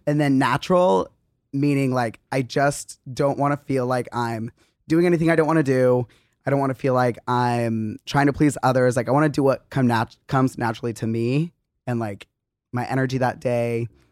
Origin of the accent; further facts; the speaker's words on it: Arizona, United States; moved away; also born or lived in Utah; we grew up in Arizona